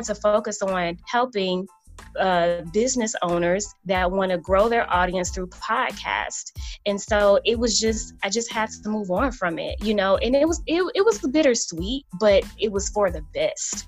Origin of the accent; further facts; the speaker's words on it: New York City, New York, United States; I grew up in New York, in the heart of Harlem.